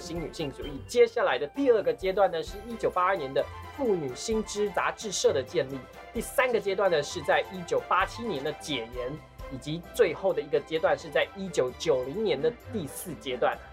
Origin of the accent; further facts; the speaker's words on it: Taiwan; 我是，我是台湾人嘛